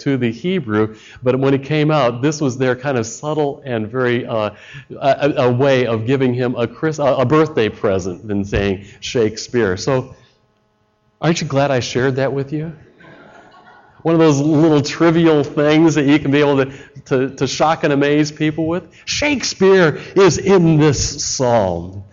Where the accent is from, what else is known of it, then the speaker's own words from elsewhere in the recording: Chicago, Illinois, United States; I come from Chicago.